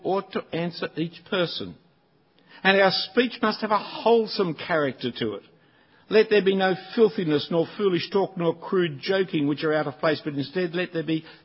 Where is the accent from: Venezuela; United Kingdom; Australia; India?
Australia; Sydney, New South Wales; I'm not an Australian, I'm a Sydney-sider